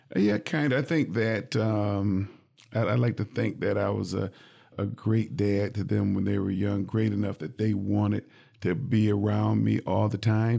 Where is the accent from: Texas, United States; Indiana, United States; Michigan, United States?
Michigan, United States; Jackson; now in Lansing, United States; I grew up in Jackson